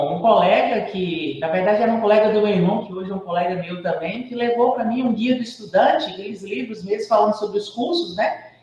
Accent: Jequitinhonha, Minas Gerais, Brazil; eu sou natural, né, de Jequitinhonha, do Vale do Jequitinhonha, da cidade de Jequitinhonha

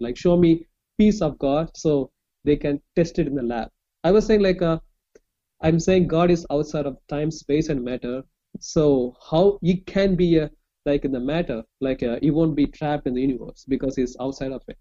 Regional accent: Chennai, Tamil Nadu, India; I'm from India, like southern part of India

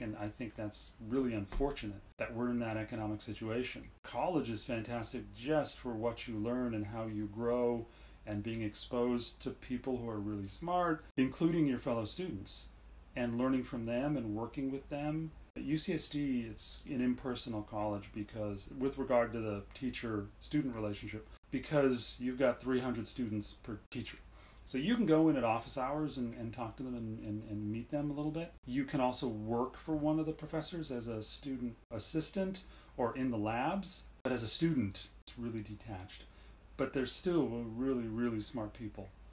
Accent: Southern California, United States; also born or lived in Montreal, Quebec, Canada / Los Angeles / San Diego; I grew up in Southern California

